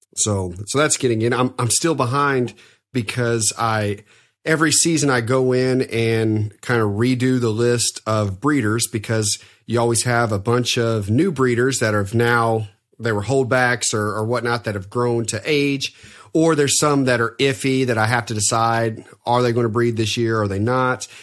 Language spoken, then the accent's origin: English; Evansville, Indiana, United States; my hometown in Evansville